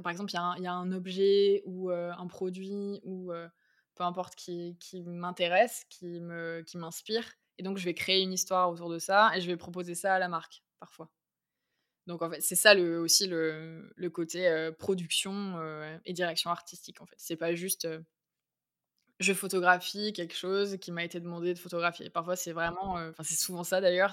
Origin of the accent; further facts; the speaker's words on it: Bergerac, Nouvelle-Aquitaine, France; also born or lived in Paris; now in Bordeaux, France; je suis née à Bergerac, en Dordogne